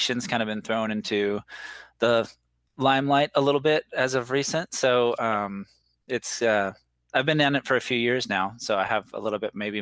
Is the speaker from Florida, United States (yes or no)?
no; Washington, United States; moved away; also born or lived in Las Vegas; I grew up in Washington State in the United States